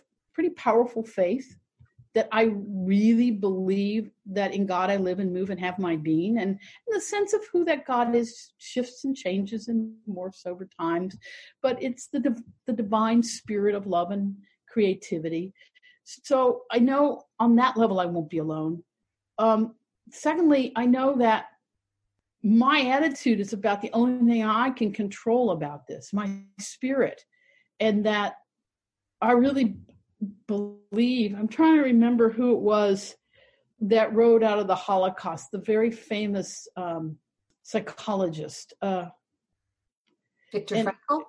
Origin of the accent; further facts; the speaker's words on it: Columbus, Ohio, United States; I was raised primarily in the Jewish community of Bexley and Eastmore in Columbus, Ohio